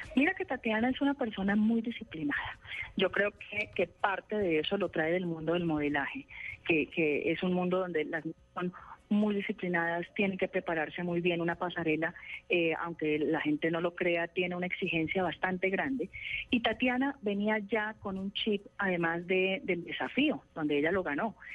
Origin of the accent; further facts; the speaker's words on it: Santander, Colombia; en mi tierra, Santander